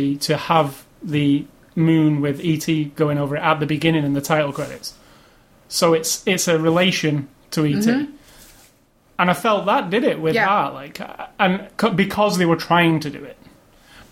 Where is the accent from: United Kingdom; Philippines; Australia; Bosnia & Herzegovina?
United Kingdom; England; as an English kid